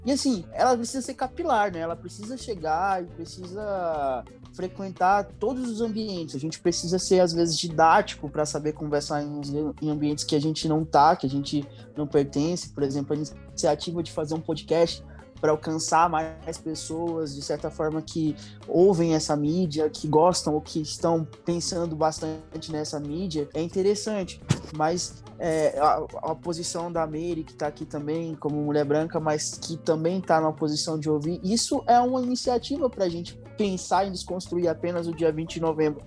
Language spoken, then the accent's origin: Portuguese; Northeast Region, Brazil; sou nordestino